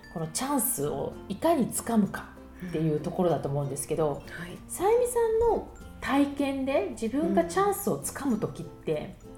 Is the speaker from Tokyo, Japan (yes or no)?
yes; Suginami, Tokyo, Japan; moved away as an adult; now in Paris, France; 杉並といえば私高校が杉並ね